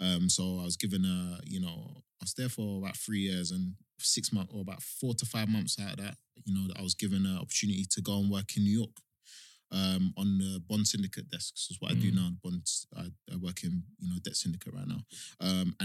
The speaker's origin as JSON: {"language": "English", "region": "London", "country": "United Kingdom", "tie": "born or raised there", "said": "So I grew up in Hackney. Spent the first, 17, 18 years of my life in Hackney, London Fields."}